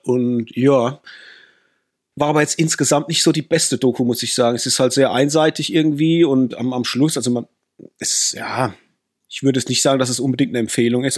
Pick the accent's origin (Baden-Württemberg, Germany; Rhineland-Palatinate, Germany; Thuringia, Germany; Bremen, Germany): Rhineland-Palatinate, Germany; Wir kommen natürlich aus der Pfalz, da wo man Riesling trinkt und Saumagen isst